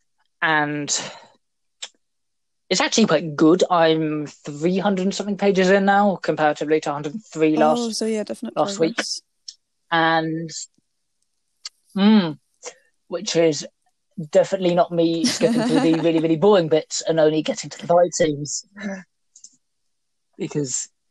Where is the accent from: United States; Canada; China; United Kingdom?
United Kingdom; We're British. We're British